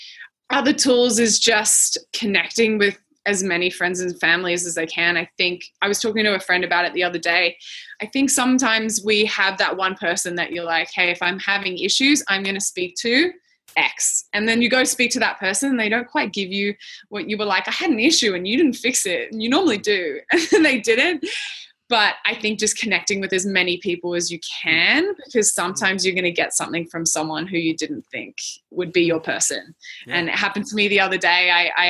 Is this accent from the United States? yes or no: no; New Zealand; accent: Australian; now in Australia; I live in Australia. I sound Australian, but I'm from New Zealand.